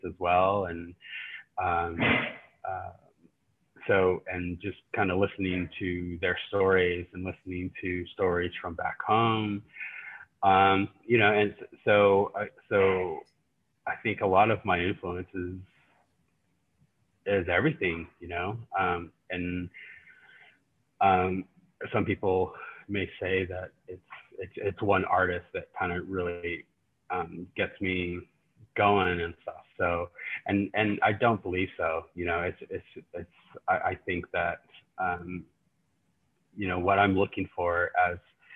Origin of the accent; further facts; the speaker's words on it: New Mexico, United States; now in Norman, United States; I am Navajo, and I grew up in New Mexico, and I currently am residing in Norman, Oklahoma